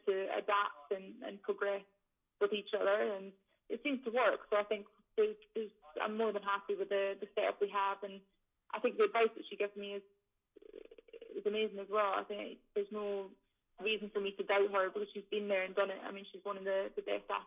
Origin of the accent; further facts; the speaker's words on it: Scotland, United Kingdom; we're all Scottish, we're from the same place